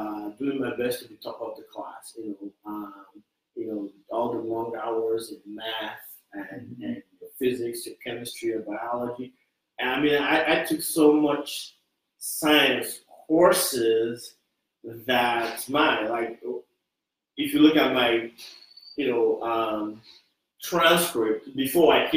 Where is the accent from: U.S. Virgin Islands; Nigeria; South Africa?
Nigeria; moved away as an adult; now in Austin, United States; I grew up in Nigeria, and in our education system